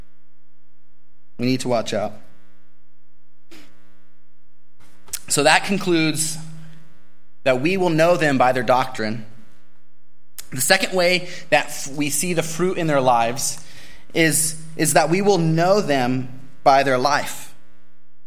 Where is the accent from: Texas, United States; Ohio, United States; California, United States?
California, United States; Bakersfield; I'm from Bakersfield